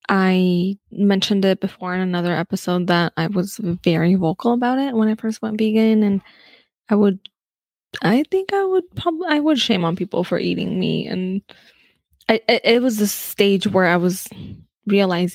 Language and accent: English; United States; We're too American